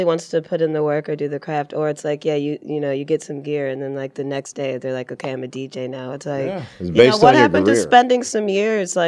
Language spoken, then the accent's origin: English; Detroit, Michigan, United States; moved away; being from Detroit